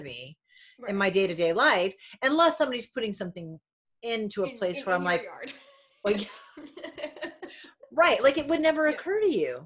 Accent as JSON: {"language": "English", "town": "Warwick", "region": "Rhode Island", "country": "United States", "tie": "born or raised there", "also_born_or_lived": "Coventry, Rhode Island / Vermont", "said": "I'm originally from Rhode Island and Vermont."}